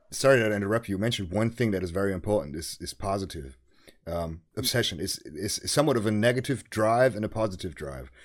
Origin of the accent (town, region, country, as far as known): Germany; English is a second language